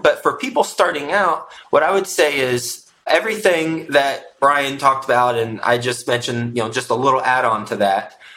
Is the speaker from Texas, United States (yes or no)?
yes; Houston, Texas, United States; also born or lived in Flint, Michigan; I was born in Flint, Michigan. My family moved from Flint, Michigan when I was three years old to Houston, Texas